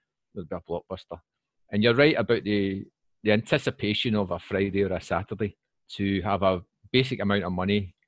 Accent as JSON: {"language": "English", "region": "Scotland", "country": "United Kingdom", "accent": "Broad Scots", "moved": "as an adult", "lives_now": "Wrocław, Poland", "said": "I'm very Scottish there. I've just relaxed back into my native speech pattern and my flow."}